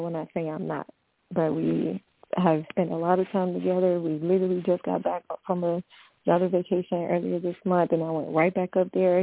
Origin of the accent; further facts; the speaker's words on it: the South, United States; I'm from the South. We say grown